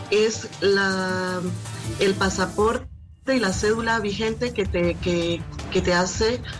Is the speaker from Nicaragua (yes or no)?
yes; Nicaragua; moved away; los ciudadanos que estamos fuera de Nicaragua